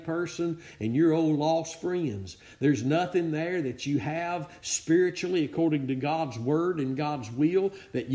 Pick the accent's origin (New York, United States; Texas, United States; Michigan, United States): Texas, United States; Northeast; I'm from Northeast Texas